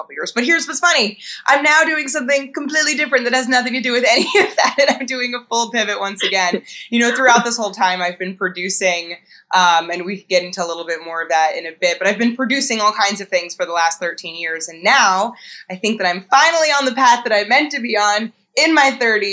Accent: New York, United States; born or raised there

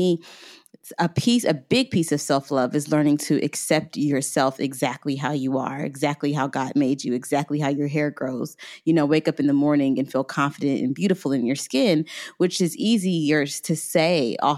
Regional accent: Tampa, Florida, United States; born there; I was born in Florida. I was actually born in Tampa.

